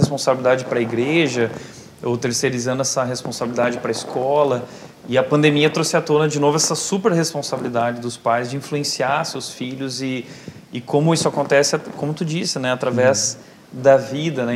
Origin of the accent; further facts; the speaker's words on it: Brazil; A gente é brasileiro a gente gosta de festa